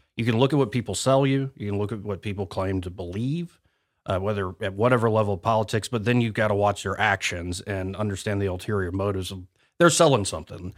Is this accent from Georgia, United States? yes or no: no; Montgomery, Alabama, United States; I was born and raised in Montgomery, Alabama